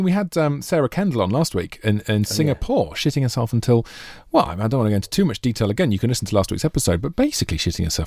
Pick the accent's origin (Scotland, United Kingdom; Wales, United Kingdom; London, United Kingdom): Wales, United Kingdom; Monmouth; it's my hometown there